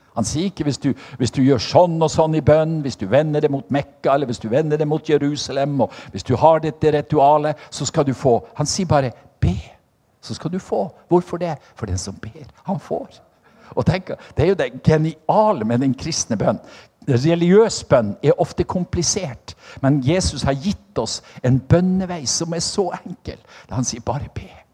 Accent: Norway; på Selja, der jeg kommer fra

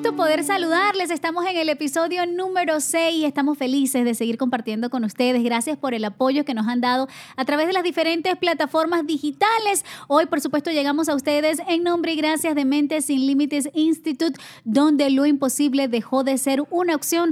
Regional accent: Venezuela; moved away as an adult; also born or lived in Spain; yo salí de Venezuela, estaba becada por la universidad, beca completa

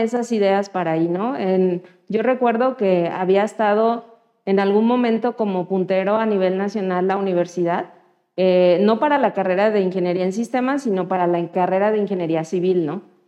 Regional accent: Chilpancingo, Guerrero, Mexico; soy nacida en Guerrero, en Chilpancingo, Guerrero. Y ahí estudié mi carrera

